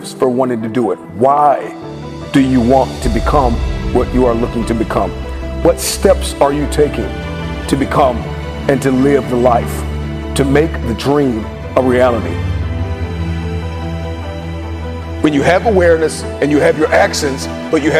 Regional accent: Detroit, Michigan, United States; I'm from Detroit

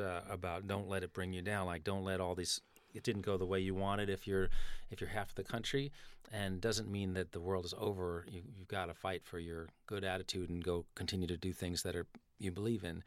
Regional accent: New York City, New York, United States; I'm from Manhattan. I grew up on one hundredth

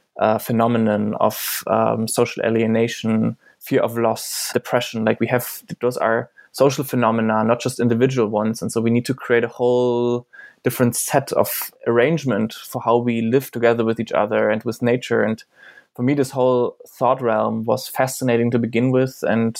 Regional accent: East Germany, Germany; English is a second language; in the part where I grew up in, I come from Eastern Germany, was post-socialist.

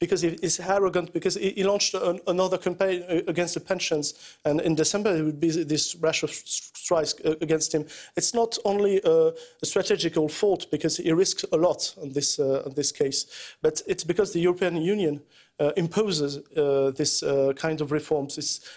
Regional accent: France

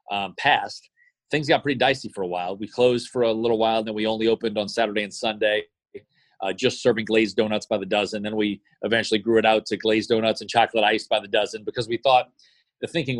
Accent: Jefferson Parish, Louisiana, United States; I grew up in Jefferson Parish, spent my youth in Jefferson Parish, spent my high school time in Jefferson Parish

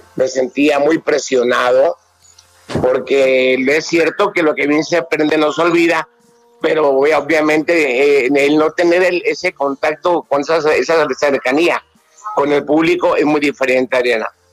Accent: Mexico; nosotros como mexicanos

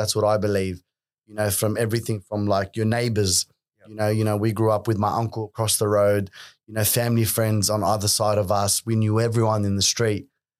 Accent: Sydney, New South Wales, Australia; growing up in Western Sydney at that time, You know, I went to an all Lebanese school.

